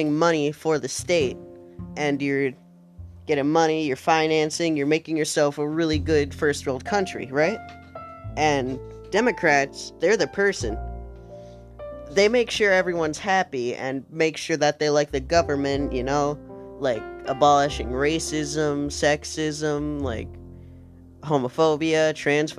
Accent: United States

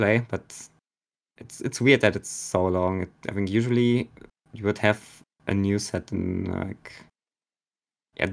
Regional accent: Germany; I'm a player from Germany.

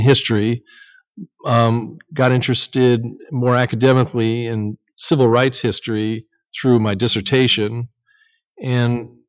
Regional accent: northwestern Connecticut, United States; moved away as an adult; also born or lived in New Hampshire; now in Cleveland, United States; I'm originally from Connecticut, actually. I grew up in Connecticut, northwestern Connecticut, and went to high school in New Hampshire, and ended up back in college in Connecticut. I've been in Cleveland for 23 years

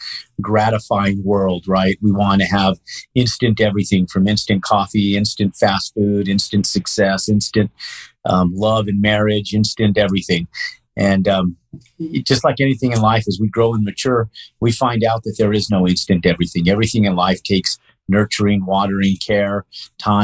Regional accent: Albuquerque, New Mexico, United States; moved away as an adult; I was born and raised here in Albuquerque

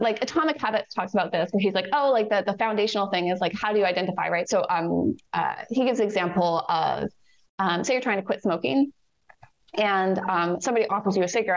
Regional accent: Canada; I'm Canadian.

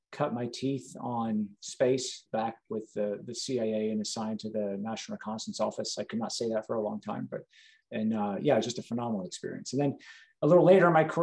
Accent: South Carolina, United States; moved away; also born or lived in Georgia; I grew up in South Carolina.

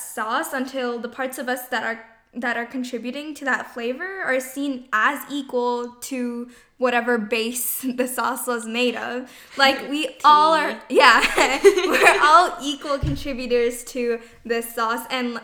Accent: Chandler, Arizona, United States; I'm from Chandler, Arizona

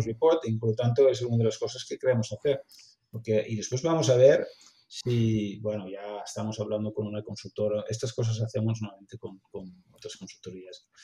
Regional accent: Netherlands; Spanish is a second language; moved away as an adult; now in Barcelona, Spain; como holandés

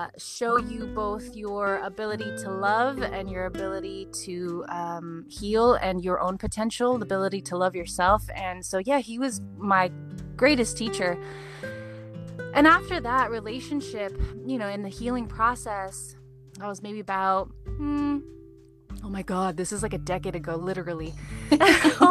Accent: Santa Ana, California, United States; I grew up in Santa Ana, Orange County

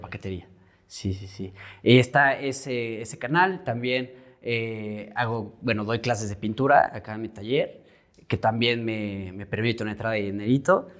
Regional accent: Querétaro, Mexico; Soy pintor, eh, soy queretano, tengo 29 años

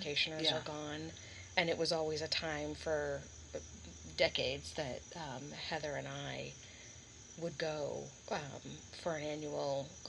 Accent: Boston, Massachusetts, United States; I'm from Massachusetts, from mm-hmm. the Boston area.

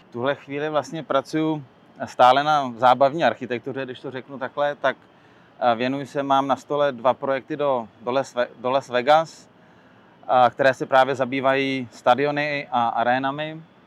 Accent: Czechia; moved away as an adult; also born or lived in London; now in New York, United States; u nás v Čechách

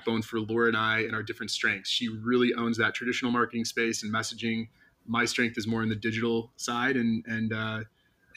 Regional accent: Milwaukee, Wisconsin, United States; moved away as an adult; now in San Diego, United States; I grew up in Milwaukee, Wisconsin

